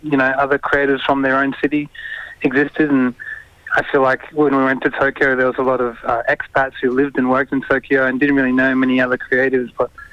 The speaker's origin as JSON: {"language": "English", "town": "Perth", "region": "Western Australia", "country": "Australia", "tie": "born or raised there", "said": "born and bred in Perth"}